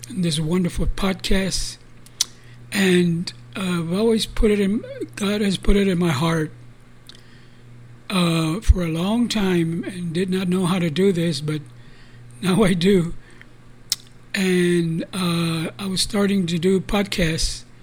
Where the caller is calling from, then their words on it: San Antonio, Texas, United States; This is Brother Charlie. I come to you from San Antonio, Texas, under the banner of Restores of the Altar